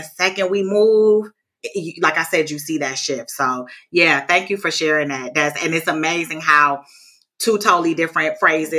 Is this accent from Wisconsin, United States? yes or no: yes; Milwaukee, Wisconsin, United States; I'm born and raised in Milwaukee